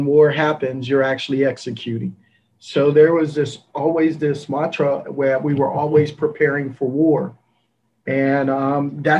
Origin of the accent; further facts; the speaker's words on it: Coatesville, Pennsylvania, United States; also born or lived in Philadelphia; now in Nashville, United States; I grew up in Philadelphia, a place called Coatesville, Pennsylvania